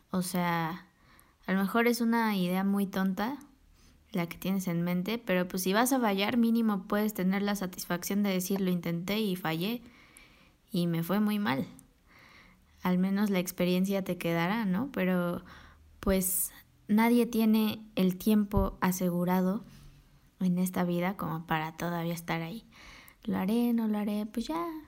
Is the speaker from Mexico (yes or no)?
yes; Mexico City, Mexico; yo soy aquí de la CDMX y aquí he vivido toda mi vida